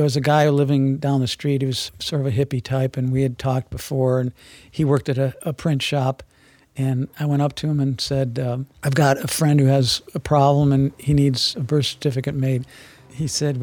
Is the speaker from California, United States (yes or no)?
no; Shaker Heights, Ohio, United States; moved away as an adult; also born or lived in Phoenix, Arizona; now in Prescott, United States; I was born in Cleveland in 1948 in a suburb of Cleveland, Shaker Heights, and a very good school system. I was lucky to be there. And that was in the 50s and 60s